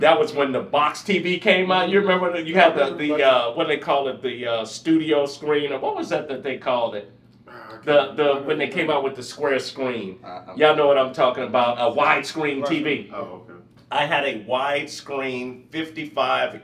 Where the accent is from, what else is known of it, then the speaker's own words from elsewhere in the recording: St. Louis, Missouri, United States; now in Texas, United States; I'm from St. Louis, so where I'm from, you have basements